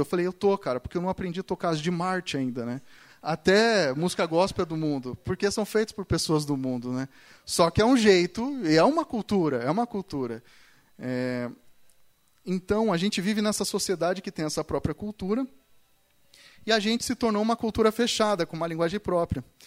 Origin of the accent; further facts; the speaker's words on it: São Paulo, Brazil; now in Curitiba, Brazil; eu cresci na igreja, eu cresci na igreja, eu nasci na igreja, né, em São Paulo